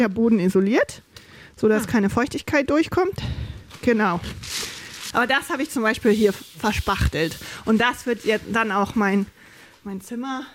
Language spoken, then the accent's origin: German; Germany; also born or lived in Haiti / New York; now in Hitzacker, Germany; ich bin Deutsche, ich sehe deutsch aus